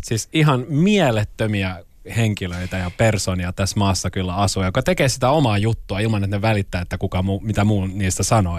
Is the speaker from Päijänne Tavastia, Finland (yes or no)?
no; Loviisa, Uusimaa, Finland; Mä oon aluperin perin Perneasta mutta Perneaa ei ole enää olemassa. Se on kaikki yhtä Loviisaa